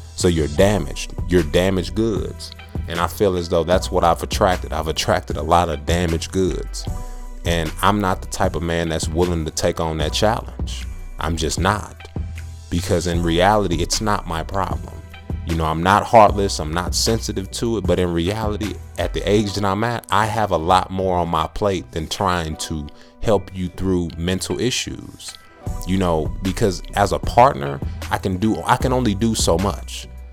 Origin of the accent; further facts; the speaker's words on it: Texas, United States; I'm from Texas